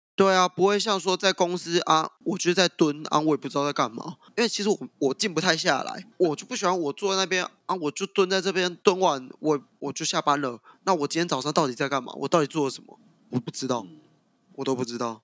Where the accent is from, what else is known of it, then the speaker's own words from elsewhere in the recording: southern Taiwan, Taiwan; 我本身是南部人